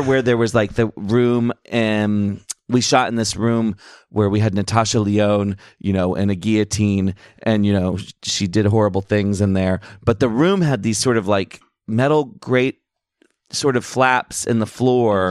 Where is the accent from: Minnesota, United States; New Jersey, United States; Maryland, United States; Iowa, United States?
Maryland, United States; Annapolis; growing up in Maryland and being a kid who grew up in a very boring, uh, part, well, Annapolis